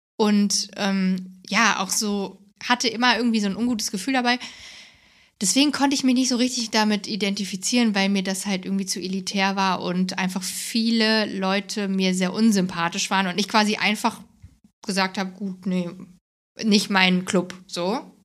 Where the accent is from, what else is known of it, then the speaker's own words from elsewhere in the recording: Hesse, Germany; moved away; Ich komme aus Hessen, aus, also ich bin in Hessen im Dorf groß geworden